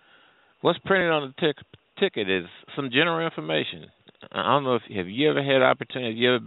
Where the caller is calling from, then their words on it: St. Louis, Missouri, United States; I'm calling from the St. Louis area.